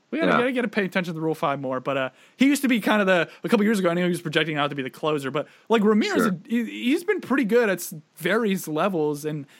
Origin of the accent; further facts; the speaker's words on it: Connecticut, United States; I'm originally from Connecticut